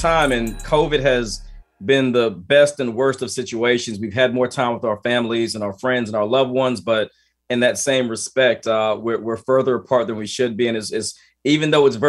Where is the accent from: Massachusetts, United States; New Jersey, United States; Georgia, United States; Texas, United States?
Georgia, United States; Columbus; also born or lived in Boston, United States / Vicenza, Italy; And so I was born in Boston, but moved to Vicenza, Italy, and spent some very early years overseas. We were then stationed in Columbus, Georgia, where I went to middle school and high school.